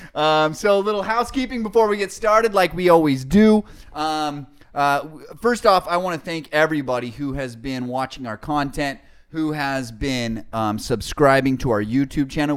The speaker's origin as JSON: {"language": "English", "town": "Salt Lake City", "region": "Utah", "country": "United States", "tie": "born or raised there", "moved": "yes", "lives_now": "California, United States", "said": "I remember growing up in Salt Lake City"}